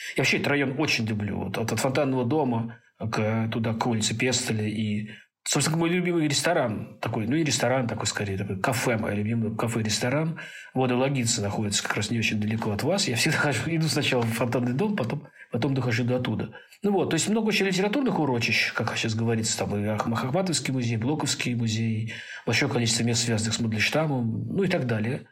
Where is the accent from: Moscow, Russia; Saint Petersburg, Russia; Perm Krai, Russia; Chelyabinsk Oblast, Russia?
Moscow, Russia; Zelenograd; moved away as an adult; also born or lived in Tuapse; now in Tashkent, Uzbekistan; потом после армии довольно быстро я женился, переехал из Зеленограда уже в Москву